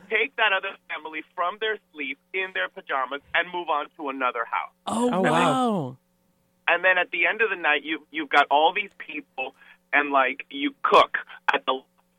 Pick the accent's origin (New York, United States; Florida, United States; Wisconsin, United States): Florida, United States; Miami; moved away as an adult; also born or lived in Puerto Rico / Virginia / Kansas City; I was born in Miami, then grew up in Puerto Rico, and then we moved to Virginia when I was 8 for about a year, and then went back to Miami.